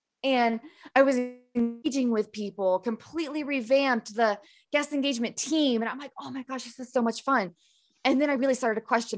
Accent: Appalachia, United States; I grew up in the Appalachians, middle of nowhere. Used to have a pretty thick accent for anybody who's been to that part of the world. If you think of like West Virginia and Eastern Kentucky, that's pretty much where I grew up.

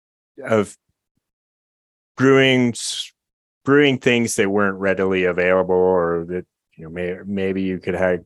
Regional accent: California, United States; I grew up in California

